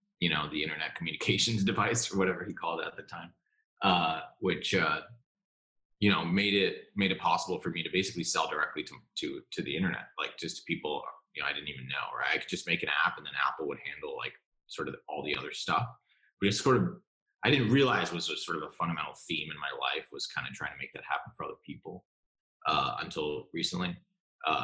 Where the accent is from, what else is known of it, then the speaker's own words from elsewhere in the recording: Singapore; also born or lived in New York, United States; I ended up growing up mostly abroad in Singapore, which is where my parents are still